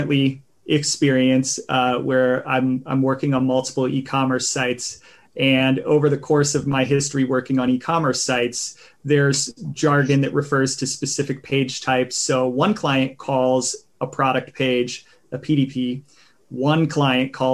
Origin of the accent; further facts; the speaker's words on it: Ohio, United States; I come from Ohio